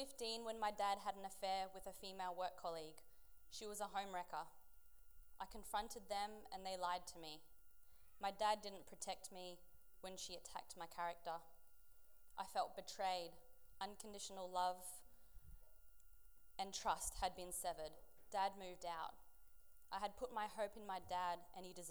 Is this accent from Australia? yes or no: yes; Sydney, New South Wales, Australia; I was born in Sydney in a multicultural family